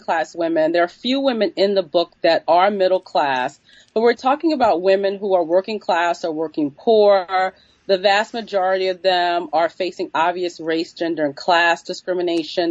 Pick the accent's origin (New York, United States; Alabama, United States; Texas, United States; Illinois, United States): New York, United States; New York City; I'm from New York City. I was born in the 1970s and grew up in, in New York City in the Bronx in 19, 1980s and 1990s